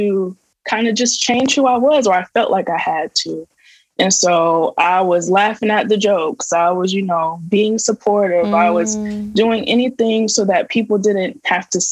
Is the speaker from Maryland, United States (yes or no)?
no; Tampa, Florida, United States; I'm from Florida